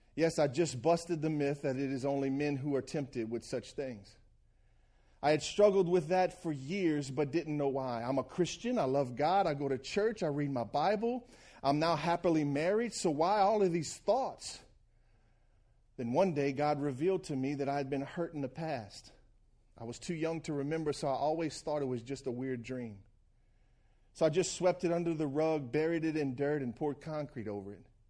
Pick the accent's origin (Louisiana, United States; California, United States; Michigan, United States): Louisiana, United States; Franklin; moved away; I'm a boy from Franklin, Louisiana